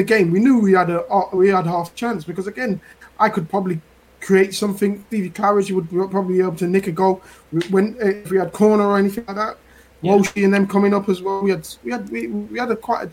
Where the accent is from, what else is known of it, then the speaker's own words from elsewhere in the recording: Leicester, East Midlands, United Kingdom; I'm born and raised in Leicester